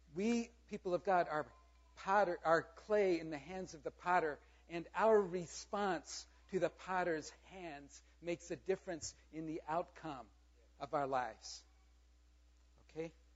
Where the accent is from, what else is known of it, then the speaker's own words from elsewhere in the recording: South Korea; moved away; I grew up in Korea. I am very proud of my heritage. I was born there.